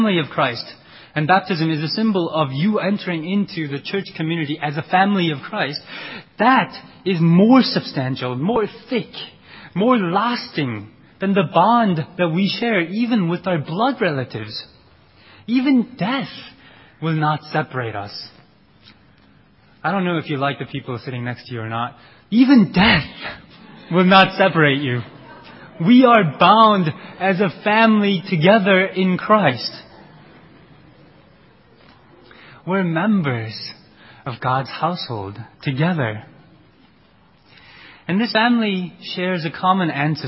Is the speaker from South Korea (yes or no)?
yes; South Korea; moved away; also born or lived in United States; Koreans are a very distinct group of people. And I had to tell people again and again in U.S. that we're different from the Chinese